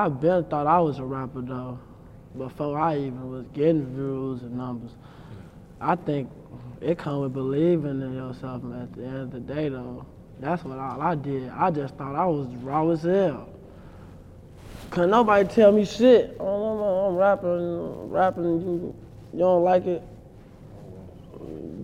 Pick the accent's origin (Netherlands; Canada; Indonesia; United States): United States; Chicago, Illinois; growing up in Chicago